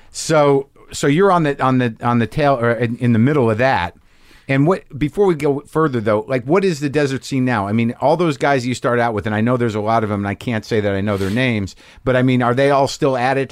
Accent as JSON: {"language": "English", "town": "Albuquerque", "region": "New Mexico", "country": "United States", "tie": "born or raised there", "moved": "yes", "said": "I grew up in New Mexico and Albuquerque"}